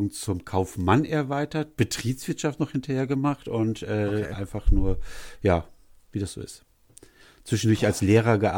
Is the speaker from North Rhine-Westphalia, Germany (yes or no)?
yes; Leverkusen, North Rhine-Westphalia, Germany; born there; ich bin ja, ich bin ja gebürtiger Leverkusen